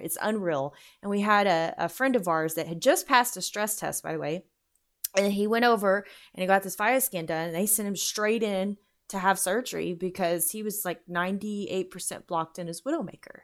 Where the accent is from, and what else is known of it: United States